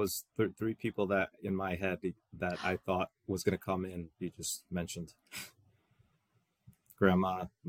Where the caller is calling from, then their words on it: Elmwood Park, New Jersey, United States; So I'm in Elmwood Park, New Jersey.